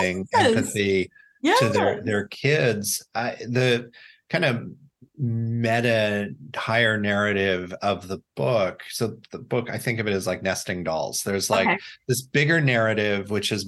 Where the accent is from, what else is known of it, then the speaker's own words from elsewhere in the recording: Indiana, United States; also born or lived in Florida / New York; growing up in Indiana.